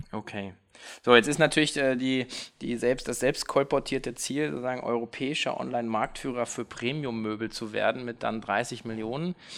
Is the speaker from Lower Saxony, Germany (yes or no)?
yes; Hanover, Lower Saxony, Germany; Ich bin heute hier in meiner Heimatstadt in Hannover